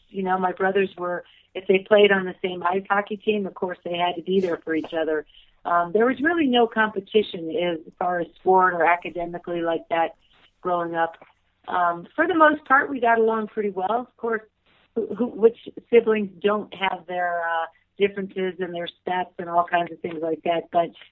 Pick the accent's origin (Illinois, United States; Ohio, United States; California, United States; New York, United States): Illinois, United States; Deerfield; moved away as an adult; also born or lived in Vicksburg, Mississippi / Oshkosh, Wisconsin / New Jersey; now in Jackson Hole, United States; And then our parents moved us to a suburb of Chicago, Deerfield, Illinois, where I grew up all through high school